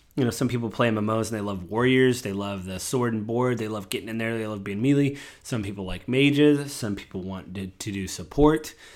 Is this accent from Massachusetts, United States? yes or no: no; Washington, United States; I'm from Washington State